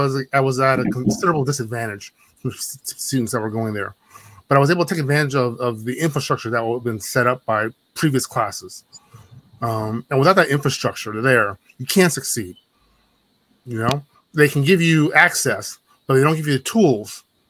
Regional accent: New Orleans, Louisiana, United States; moved away as an adult; I grew up in Louisiana, New Orleans

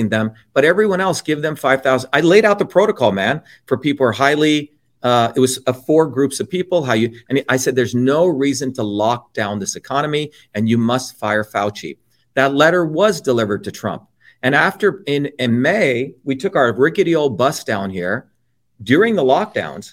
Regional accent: India; now in New Jersey, United States; when I grew up in India, we were the lower caste Indians

